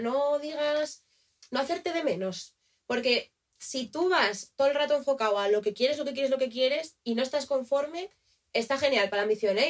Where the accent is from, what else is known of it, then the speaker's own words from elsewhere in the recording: Asturias, Spain; moved away; soy de Asturias